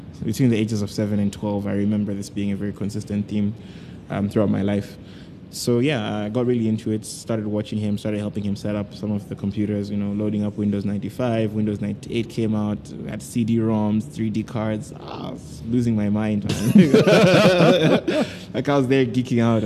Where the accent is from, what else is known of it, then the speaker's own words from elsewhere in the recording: Malawi; moved away as an adult; also born or lived in Kenya; I was born in Malawi